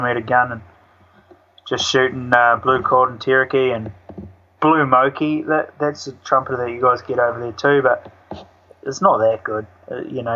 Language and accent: English; North Island, New Zealand; now in South Island, New Zealand; I moved down here. I'm from North Island